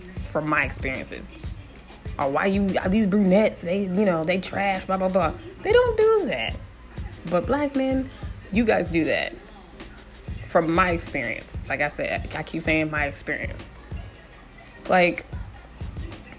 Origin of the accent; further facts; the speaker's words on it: San Diego, California, United States; I'm from San Diego, 619